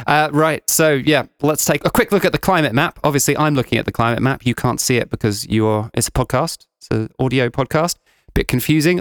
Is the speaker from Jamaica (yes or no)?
no; United Kingdom; now in Georgia; I'm British